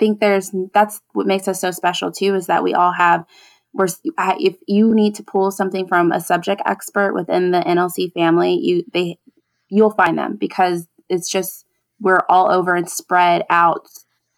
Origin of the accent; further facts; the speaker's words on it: San Antonio, Texas, United States; I've been here all my life